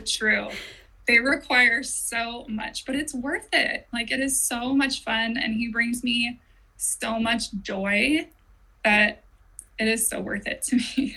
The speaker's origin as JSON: {"language": "English", "area": "Orange County", "region": "California", "country": "United States", "tie": "born or raised there", "also_born_or_lived": "Temecula Valley, California", "lives_now": "Temecula, United States", "said": "I was born in Orange County, more in like the city"}